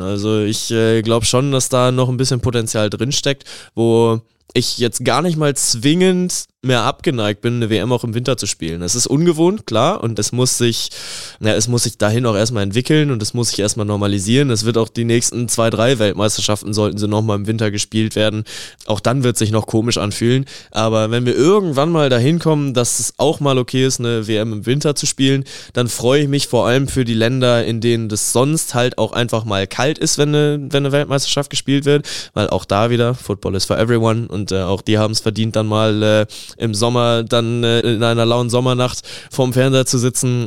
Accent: Germany; ich nehme als Deutscher auch meine Werte

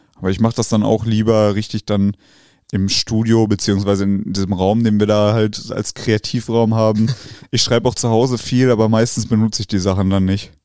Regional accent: Wetter, North Rhine-Westphalia, Germany; ich komme ja ursprünglich aus Wetter

